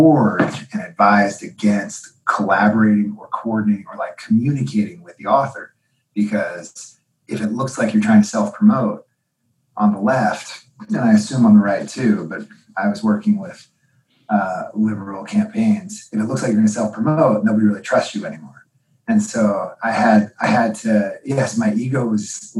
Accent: outside of Philadelphia, Montgomery County, Pennsylvania, United States; now in Cambridge, United States; I grew up outside of Philadelphia, in Montgomery County

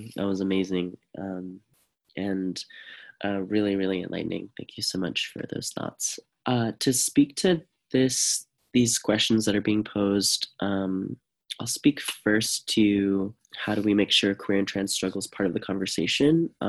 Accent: Stockton, California, United States; for example, in my hometown, we have a dried riverbed that runs right along the downtown of Stockton.

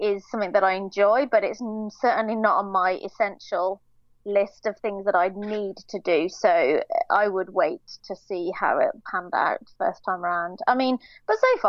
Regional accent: United Kingdom; being British

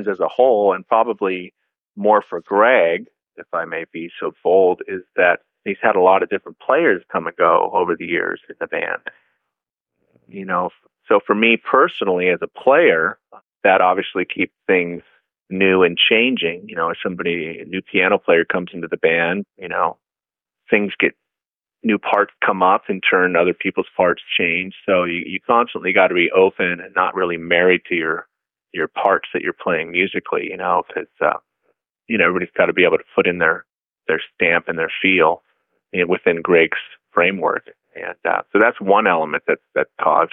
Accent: Alameda, California, United States; I grew up in a small town called Alameda, which is about 12 minutes away from San Francisco

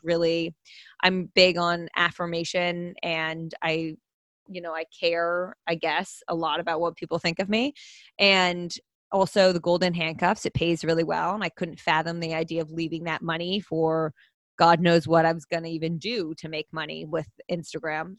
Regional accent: New Jersey, United States; also born or lived in Pennsylvania; I am originally from New Jersey

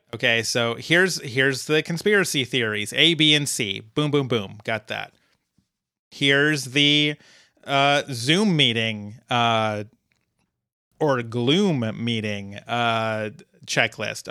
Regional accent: Fort Collins, Colorado, United States; Fort Collins, Colorado, my hometown

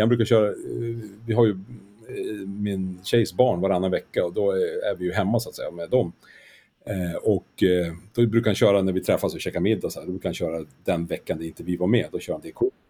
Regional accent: Skellefteå, Västerbotten County, Sweden; now in Stockholm, Sweden; jag är född i Skellefteå, det är ju i Västerbotten

